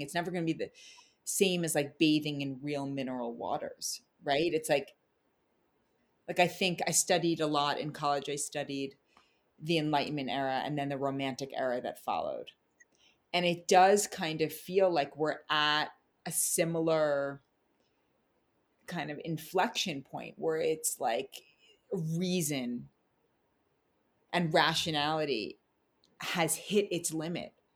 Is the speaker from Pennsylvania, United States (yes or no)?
no; New York City, New York, United States; also born or lived in New Zealand; now in Tennessee, United States; I grew up in Manhattan, which I loved.